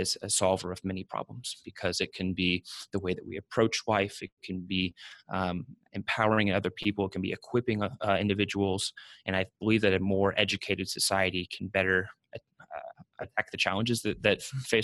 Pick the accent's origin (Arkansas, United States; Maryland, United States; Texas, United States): Texas, United States; Austin; I grew up in Austin, Texas